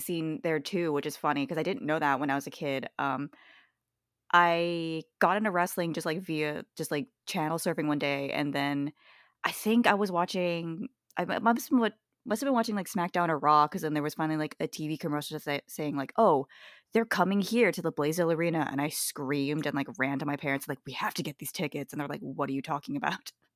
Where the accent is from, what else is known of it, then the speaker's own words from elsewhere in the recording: Hawaii, United States; now in Pacific Northwest, United States; I'm from Hawaii